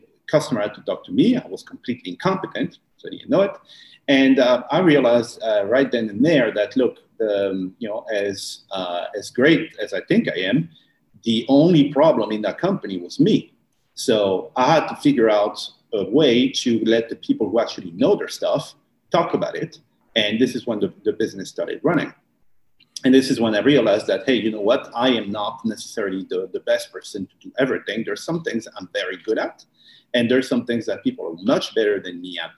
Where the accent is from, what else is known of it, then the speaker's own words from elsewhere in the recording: France; moved away as an adult; now in Bali, Indonesia; I'm from France originally, but I haven't been in France for the last a good 7 years.